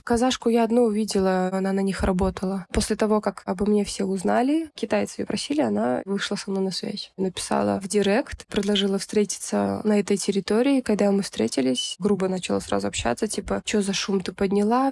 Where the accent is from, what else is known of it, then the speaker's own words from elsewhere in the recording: Kyzylorda, Kyzylorda Region, Kazakhstan; Я сама из Казларды родом, южная часть Казахстана